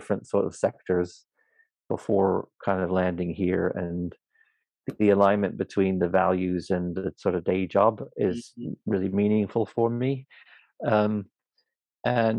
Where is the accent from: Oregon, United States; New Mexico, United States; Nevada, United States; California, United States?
Oregon, United States; now in United Kingdom; I grew up in a place called Oregon, on the West Coast, a small